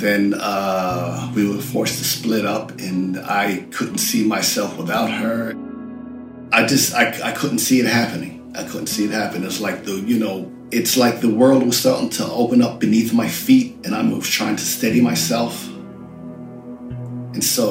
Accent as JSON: {"language": "English", "region": "New York", "country": "United States", "tie": "born or raised there", "also_born_or_lived": "London, United Kingdom"}